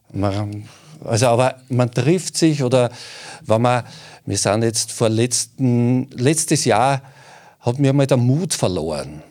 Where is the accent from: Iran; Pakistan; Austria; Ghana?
Austria; southern Waldviertel, Lower Austria; im südlichen Waldviertel so interessiert, meiner Heimat.